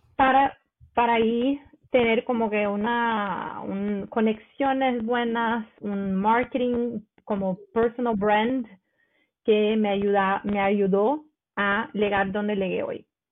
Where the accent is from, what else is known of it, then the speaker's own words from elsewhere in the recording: Rio de Janeiro, Brazil; Spanish is a second language; moved away as an adult; now in Stavanger, Norway; soy de Río, de Río de, de Janeiro